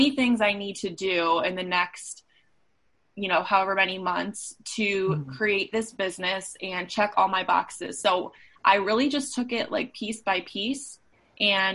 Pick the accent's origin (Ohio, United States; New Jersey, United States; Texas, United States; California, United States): Ohio, United States; Cleveland; moved away as an adult; now in Chicago, United States; I grew up in Cleveland, Ohio and moved to Chicago for school